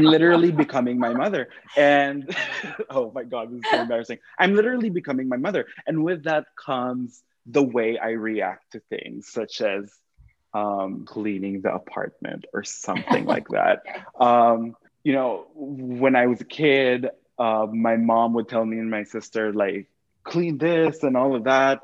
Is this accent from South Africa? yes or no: no; Quezon City, Metro Manila, Philippines; moved away as an adult; now in United States; I was born and raised in Manila in the Philippines specifically Quezon City